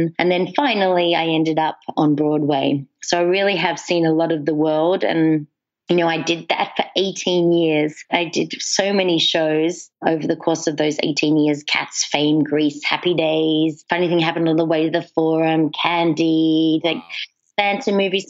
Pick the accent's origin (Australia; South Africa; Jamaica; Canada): Australia; also born or lived in England; now in United States; So I was born in England. Okay. I grew up in Australia, and I've been living in the States now for 12 years.